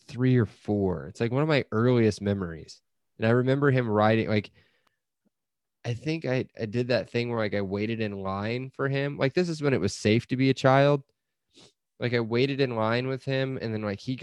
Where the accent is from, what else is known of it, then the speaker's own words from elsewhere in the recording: Noblesville, Indiana, United States; I grew up in Noblesville, which is a suburb of Indianapolis